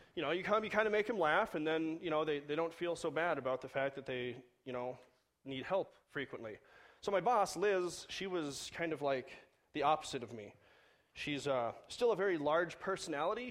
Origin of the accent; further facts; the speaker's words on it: Southern California, United States; moved away; I grew up in Southern California